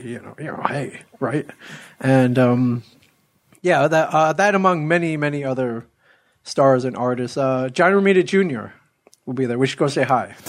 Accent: Ann Arbor, Michigan, United States; I grew up in Ann Arbor

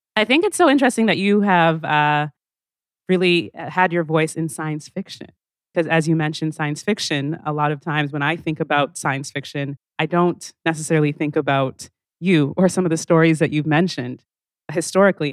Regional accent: Calgary, Alberta, Canada; I grew up in Calgary

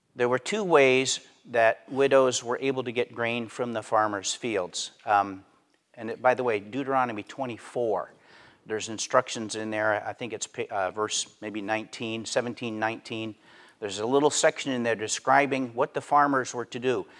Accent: Pennsylvania, United States; I grew up in Pennsylvania

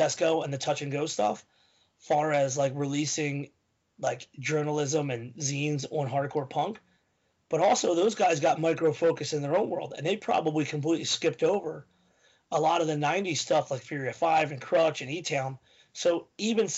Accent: Philadelphia, Pennsylvania, United States

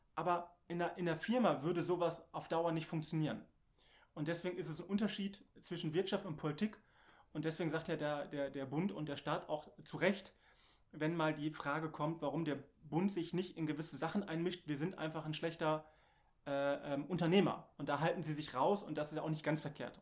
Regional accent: Bottrop, North Rhine-Westphalia, Germany; moved away as an adult; also born or lived in Fürth; ich komme ja aus dem Ruhrgebiet, gebürtiger Bottropper

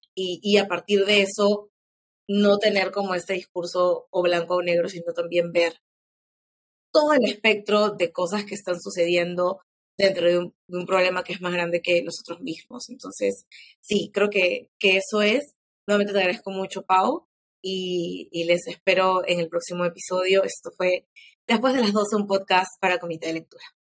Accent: Peru; quiénes somos como peruanos

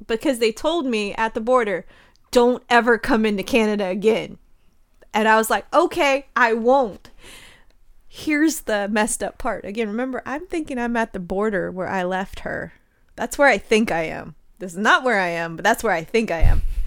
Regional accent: Charleston, South Carolina, United States; I grew up in Charleston

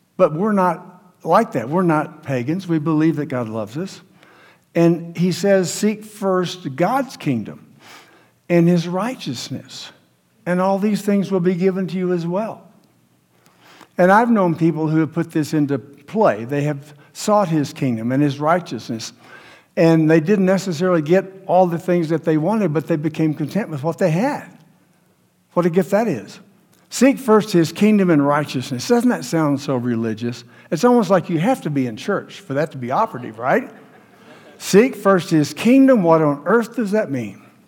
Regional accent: United States; We're American Christians

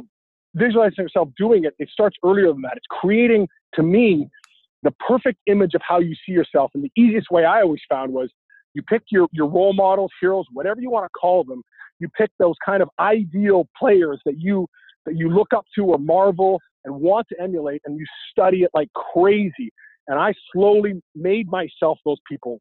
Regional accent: Vancouver, British Columbia, Canada; growing up in Vancouver, UW was just down the street

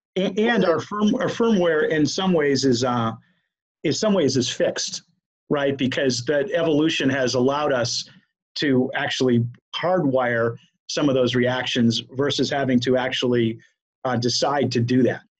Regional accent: Maine, United States; moved away; I'm from Maine originally

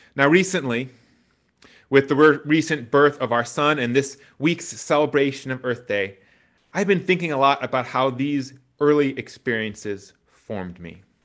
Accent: Wisconsin, United States; growing up in Wisconsin meant that you were never far from the country

